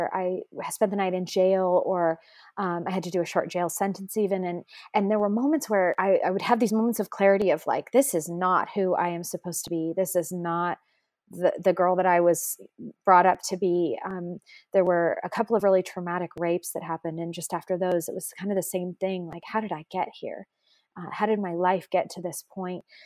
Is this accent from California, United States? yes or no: yes; San Francisco Bay Area, California, United States; I grew up in the San Francisco Bay Area in a family that didn't have a faith at all.